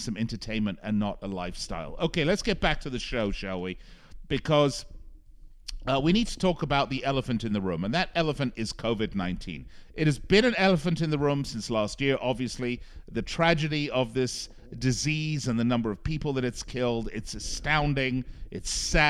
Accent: Las Vegas, Nevada, United States; here in my hometown in Las Vegas

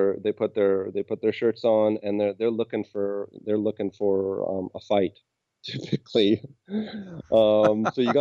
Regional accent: Seattle, Washington, United States; moved away as an adult; now in Krakow, Poland; I'm from Seattle, and I'm in Krakow right now

